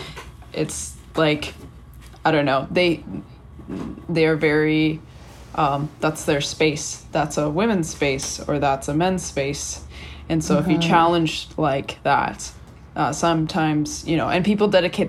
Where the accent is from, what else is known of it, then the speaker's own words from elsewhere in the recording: Canada; moved away; being Canadian